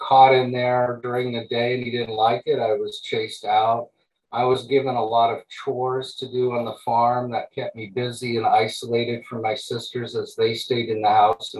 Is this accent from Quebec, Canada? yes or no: yes; Montreal, Quebec, Canada; also born or lived in East Coast / farm (location unspecified); now in Maui, United States; I was born in Montreal, Quebec, Canada in 1958